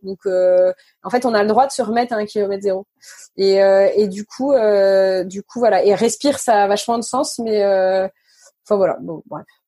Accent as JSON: {"language": "French", "town": "Neuilly-sur-Seine", "region": "Île-de-France", "country": "France", "tie": "born or raised there", "said": "j'ai grandi à Neuilly oui je suis venue d'une famille plutôt aisé"}